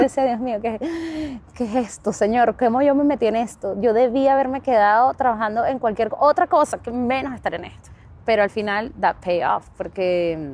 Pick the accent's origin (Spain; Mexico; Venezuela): Venezuela; moved away as an adult; also born or lived in Oakland, United States; now in San Francisco, United States; Crecí en Venezuela, estuve toda mi vida en Venezuela